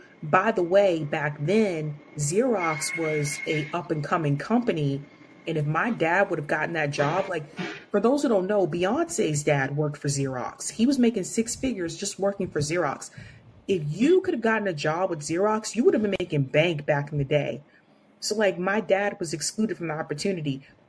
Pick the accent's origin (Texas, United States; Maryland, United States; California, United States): Maryland, United States; Baltimore; moved away; and I was born in Baltimore.